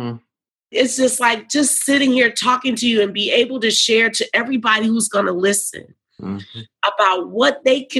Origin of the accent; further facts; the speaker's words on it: New Orleans, Louisiana, United States; also born or lived in Topeka, Kansas; now in Nashville, United States; I was raised in New Orleans. I was born in Topeka, Kansas.